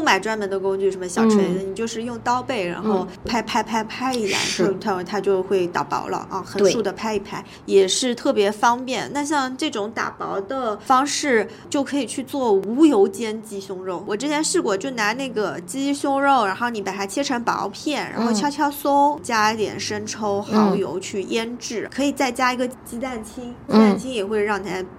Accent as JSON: {"language": "Chinese", "country": "China", "said": "就很多适合我们中国人的口味的一些做法"}